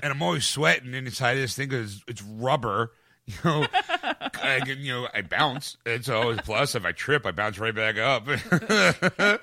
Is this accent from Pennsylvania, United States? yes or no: yes; Philadelphia, Pennsylvania, United States; We're from Philadelphia